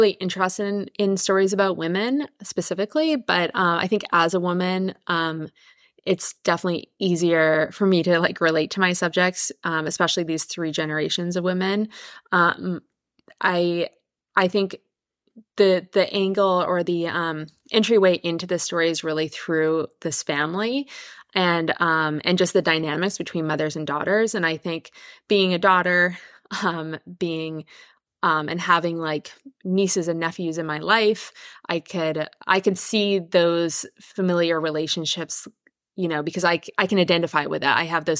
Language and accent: English; Victoria, British Columbia, Canada; I'm from Canada. I grew up in Victoria on Vancouver Island.